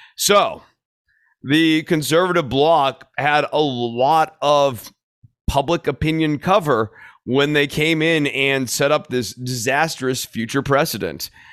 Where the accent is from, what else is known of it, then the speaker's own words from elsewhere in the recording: Texas, United States; as a Texan